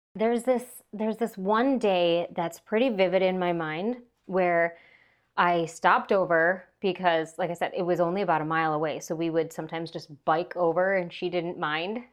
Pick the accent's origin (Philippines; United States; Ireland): United States; Minnesota; I grew up on a small hobby farm in Minnesota.